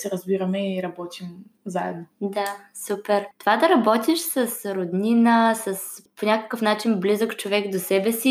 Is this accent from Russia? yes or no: yes; Russia; Общо взето от Русия съм